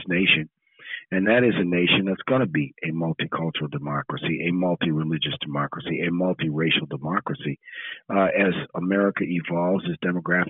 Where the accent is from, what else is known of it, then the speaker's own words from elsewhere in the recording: New Orleans, Louisiana, United States; as a young boy growing up in New Orleans